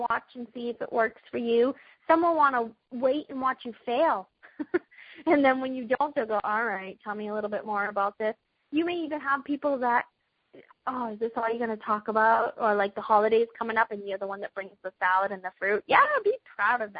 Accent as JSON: {"language": "English", "town": "Boston", "region": "Massachusetts", "country": "United States", "accent": "Boston", "said": "In my Boston accent"}